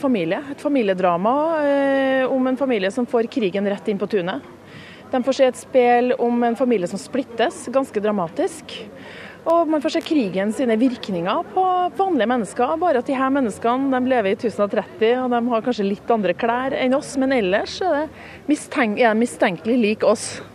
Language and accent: Norwegian; Trøndelag, Norway; jeg som trønder